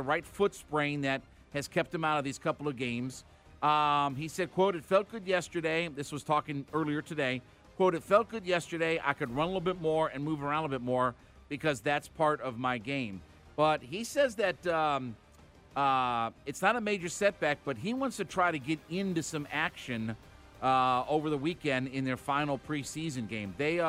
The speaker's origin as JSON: {"language": "English", "town": "Canton", "region": "Ohio", "country": "United States", "said": "He's from the same county that I'm from. I'm from Canton, Ohio."}